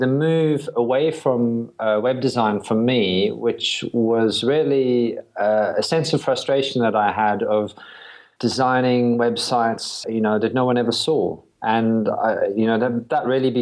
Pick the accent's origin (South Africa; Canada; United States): South Africa; moved away as an adult; also born or lived in London / Brighton; now in United Kingdom; I was born in South Africa